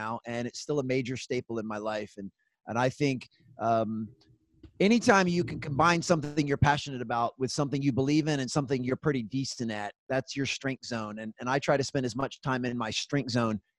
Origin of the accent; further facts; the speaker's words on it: Gaithersburg, Maryland, United States; also born or lived in North Carolina; So I live in Gaithersburg, Maryland. It's a small suburb about 30 minutes north of Washington, D.C. So I'm on the east coast of the United States. And this is actually where I grew up.